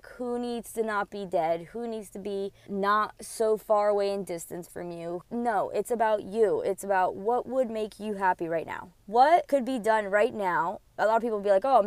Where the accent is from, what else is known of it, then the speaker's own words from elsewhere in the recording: New Jersey, United States; moved away; also born or lived in Queens, New York / Florida; I was born in New York, in Queens, and then I grew up in New Jersey and then moved to Florida. So I don't consider myself from New York. I was just born there, but I grew up from Jersey